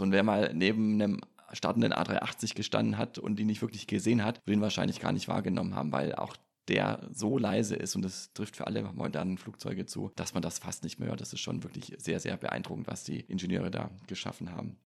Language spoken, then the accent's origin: German; near Stuttgart Airport, Baden-Württemberg, Germany; ich bin in der Nähe vom Stuttgarter Flughafen groß geworden